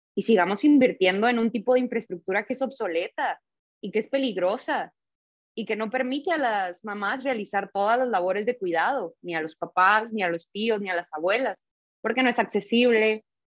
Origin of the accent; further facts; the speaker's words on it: northern Mexico, Mexico; moved away as an adult; now in Guadalajara, Mexico; yo soy del norte de México